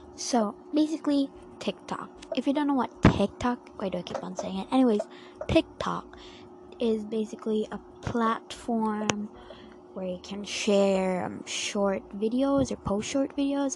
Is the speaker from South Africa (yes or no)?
no; Philippines; I'm a Filipino and I mean I'm Asian myself